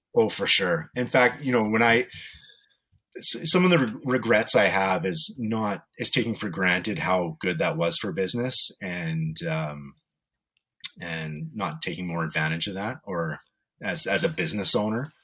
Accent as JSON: {"language": "English", "town": "Vancouver", "region": "British Columbia", "country": "Canada", "tie": "born or raised there", "moved": "as an adult", "lives_now": "Edmonton, Canada", "said": "I grew up in Vancouver with my mom"}